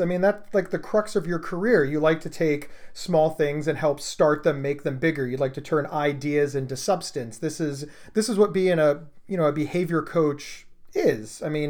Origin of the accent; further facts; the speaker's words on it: Columbus, Ohio, United States; I'm from Columbus, Ohio